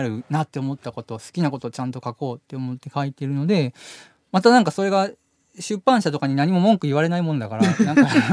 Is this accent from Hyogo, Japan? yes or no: yes; Kobe, Hyogo, Japan; moved away as an adult; now in Tokyo, Japan; 僕ら神戸出身なんですけど、はいはい、神戸でもう本当田舎なんですけどそこで暮らしてて